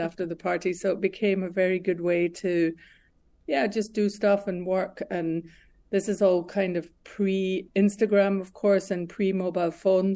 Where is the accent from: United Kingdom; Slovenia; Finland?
United Kingdom; Glasgow, Scotland; moved away as an adult; also born or lived in Berlin; I'm born and bred in Glasgow, Scotland.